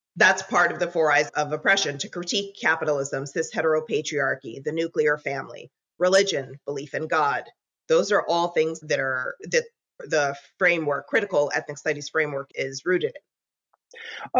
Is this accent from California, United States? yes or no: yes; Southern California, United States; also born or lived in Philadelphia area; now in Philadelphia, United States; I'm originally from Southern California, born and raised, but I live in the Philadelphia area now